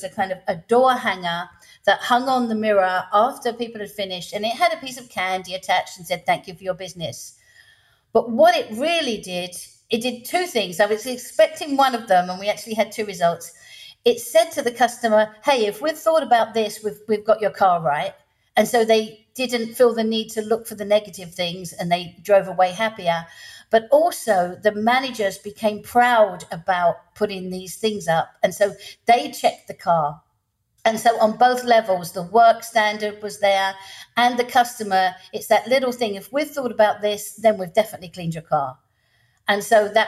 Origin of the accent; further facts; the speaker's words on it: England, United Kingdom; moved away as an adult; now in Louisiana, United States; I'm English, living in the States